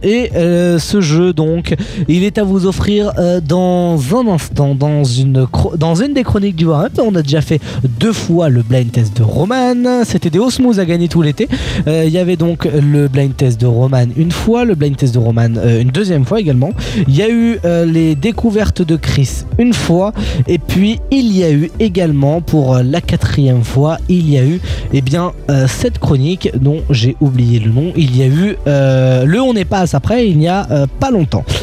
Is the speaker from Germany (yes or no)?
yes; Germany; je suis allemand